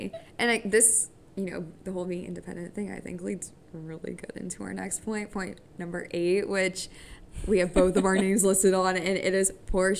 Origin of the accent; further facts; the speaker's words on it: United States; on paper, I'm American. I should be like everybody else